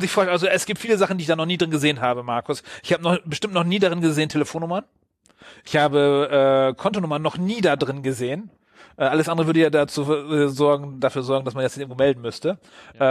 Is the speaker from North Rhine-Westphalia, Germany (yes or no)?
no; Wilhelmshaven, Lower Saxony, Germany; aus meiner Heimatstadt